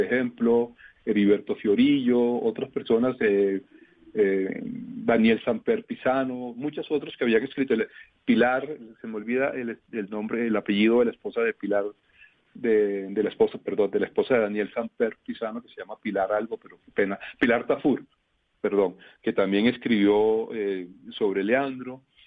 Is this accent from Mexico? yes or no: no; Valledupar, Cesar, Colombia; todos somos Vallenatos, los del Valledupar